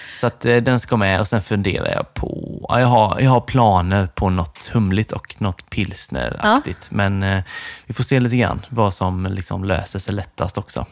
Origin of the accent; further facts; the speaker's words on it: Nässjö, Jönköping County, Sweden; moved away; jag är ju från Nässjö egentligen